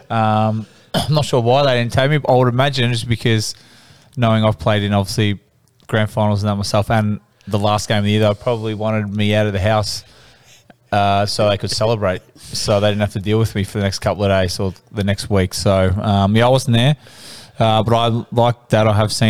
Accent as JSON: {"language": "English", "town": "Melbourne", "region": "Victoria", "country": "Australia", "said": "I'm from Broadmeadows to West Meadows"}